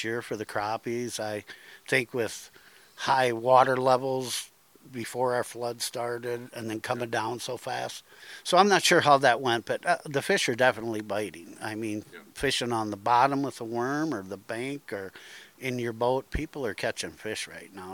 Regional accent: Dubuque, Iowa, United States; Dubuque Pool, which is my hometown pool

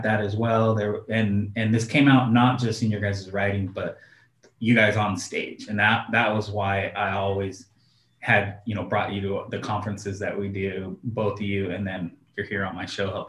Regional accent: Oregon, United States; I'm from Oregon

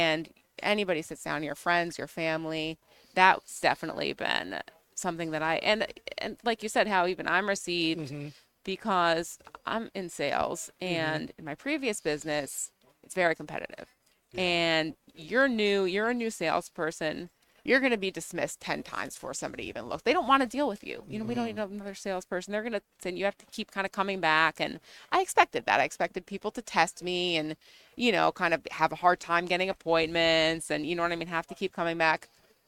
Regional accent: southwestern Connecticut, United States; I'm from Connecticut, which is New England technically, but I'm from southwestern Connecticut.

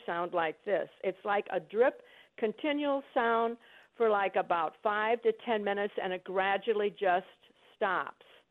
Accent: Illinois, United States; now in Arizona, United States; we're from Illinois

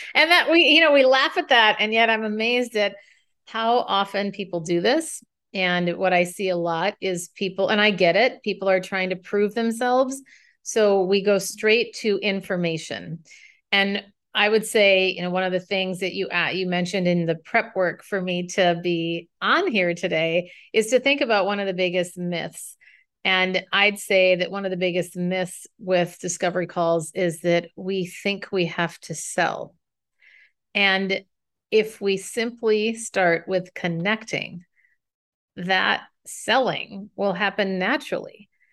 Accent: Minnesota, United States; moved away as an adult; now in San Francisco, United States; I left my hometown of Minnesota to move to San Francisco

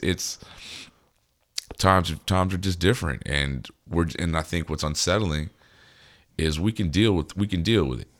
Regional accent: United States; We're American

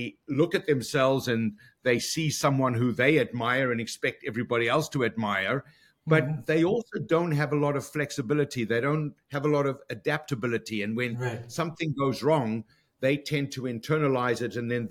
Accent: Johannesburg, Gauteng, South Africa; moved away as an adult; now in Toronto, Canada; born and raised in South Africa, went to university in Johannesburg

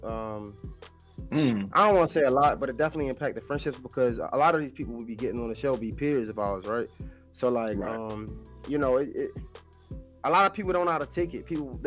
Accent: Baltimore, Maryland, United States; now in Atlanta, United States; I'm from Baltimore. I live in Atlanta right now

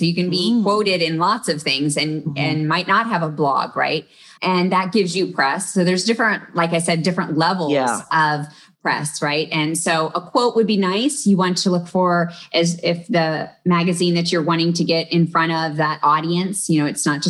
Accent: Texas, United States; I grew up in Texas, but I also had relatives in Ohio.

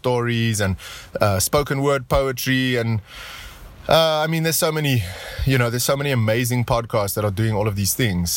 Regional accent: Pretoria, Gauteng, South Africa; I'm driving around in my hometown of Pretoria

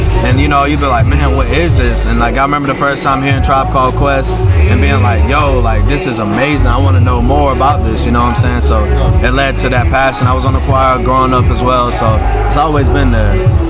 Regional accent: Greenville, South Carolina, United States; also born or lived in Charleston, South Carolina; I'm from Greenville, South Carolina, man. Born and raised, man. I love my city. I'm thankful, man, to be born from here.

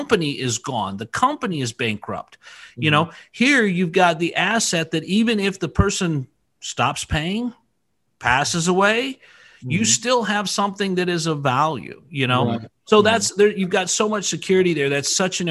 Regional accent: Idaho, United States; born and raised in Idaho

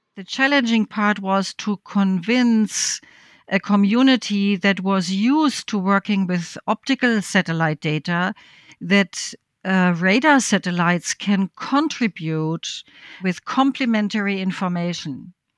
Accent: West Germany, Germany; I grew up in West Germany

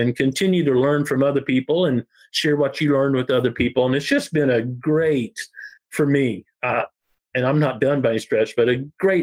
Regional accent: Ozark Mountains, southwestern Missouri, United States; I was raised here in the Ozark Mountains, southwestern Missouri

